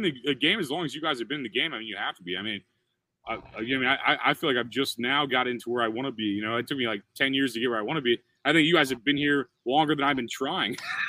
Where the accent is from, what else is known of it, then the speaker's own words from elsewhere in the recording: Midwest, United States; As a dude, I'm like from the Midwest. I'm some loud moron from the Midwest.